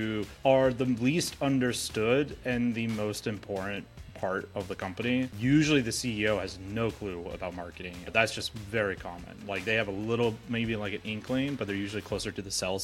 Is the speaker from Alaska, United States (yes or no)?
yes; Alaska, United States; born and raised in Alaska